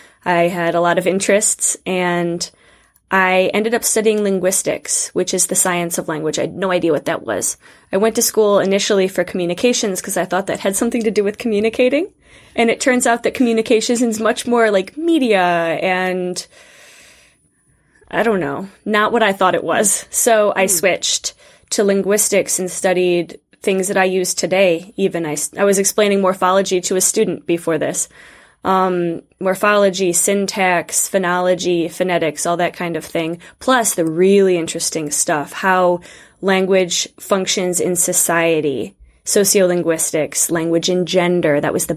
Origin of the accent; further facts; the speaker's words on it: Northeast Ohio, United States; moved away as an adult; also born or lived in Moscow / Scotland / England / France; So I was born and raised in Northeast Ohio, right by Lake Erie, and I grew up in Montessori education